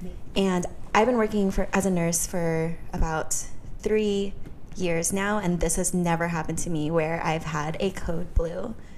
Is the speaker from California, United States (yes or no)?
yes; Modesto, California, United States; No, I still work in Modesto. {S3} Okay. {S1} My hometown, but I'm just never really there.